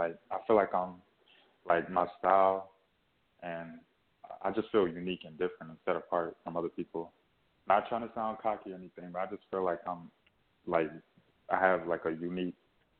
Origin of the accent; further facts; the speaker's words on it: South Carolina, United States; also born or lived in Niagara Falls, New York; Well, I'm 20 years old. I'll be 21 November 21st. I was raised in South Carolina, but I was born in Niagara Falls, New York. I am one of six siblings, so we grew up under the same roof in South Carolina.